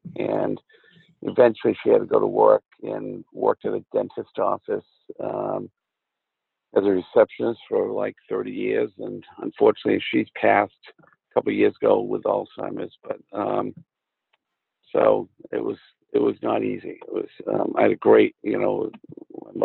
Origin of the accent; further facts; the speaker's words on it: Cumberland, Maine, United States; also born or lived in Worcester, Massachusetts / Falmouth, Maine; And I grew up in Cumberland, Maine, which is a suburb of Portland, Maine. And I was born in Worcester, Massachusetts, but moved to Maine when I was 5 years old.